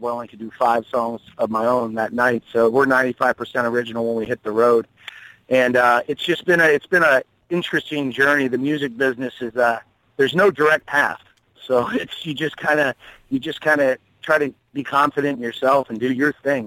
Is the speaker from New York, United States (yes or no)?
no; Tucson, Arizona, United States; also born or lived in North Carolina; now in Wilmington, United States; I'm originally a Southwestern boy. I'm from Tucson, Arizona